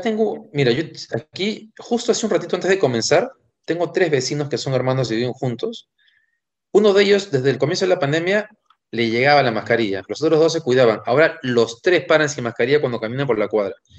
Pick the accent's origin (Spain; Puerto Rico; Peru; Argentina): Peru; somos peruanos